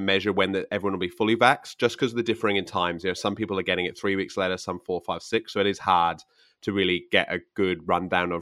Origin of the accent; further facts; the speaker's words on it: Victoria, Australia; I'm from Victoria